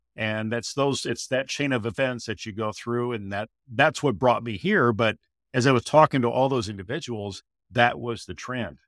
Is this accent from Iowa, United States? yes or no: yes; Iowa, United States; my home state of Iowa here